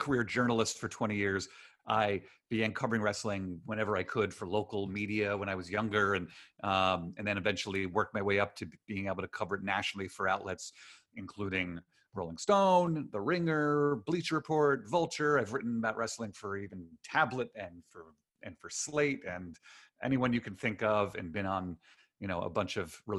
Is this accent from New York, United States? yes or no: yes; Queens and then Long Island, New York, United States; I grew up first in Queens and then Long Island